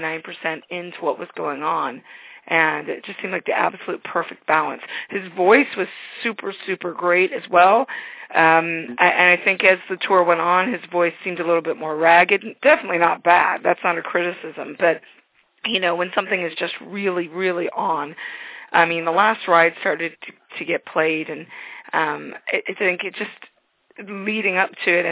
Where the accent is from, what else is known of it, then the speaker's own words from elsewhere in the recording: St. Louis, Missouri, United States; I'm from St. Louis